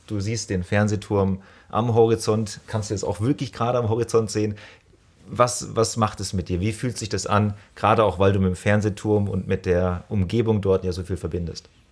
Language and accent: German; Rhineland-Palatinate, Germany; now in Stuttgart, Germany; ich bin in der Pfalz aufgewachsen